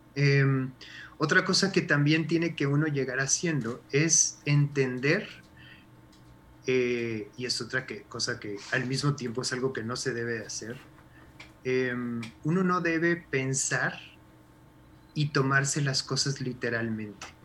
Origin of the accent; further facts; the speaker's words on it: Mexico; como mexicanos